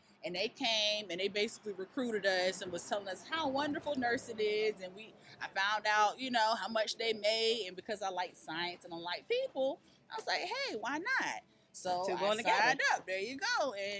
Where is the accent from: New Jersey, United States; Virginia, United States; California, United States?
Virginia, United States; Virginia. Originally, North Virginia 757.